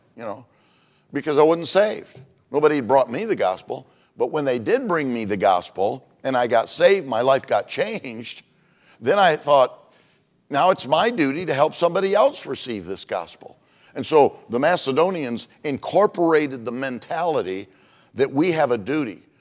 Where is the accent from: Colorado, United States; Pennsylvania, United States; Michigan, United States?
Michigan, United States; moved away as an adult; also born or lived in Globe, Arizona; now in Phoenix, United States; I was from Michigan